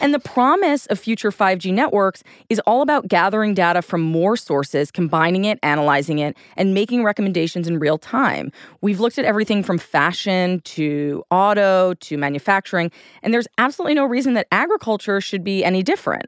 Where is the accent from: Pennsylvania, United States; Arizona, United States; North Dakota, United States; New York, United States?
New York, United States; I'm a New Yorker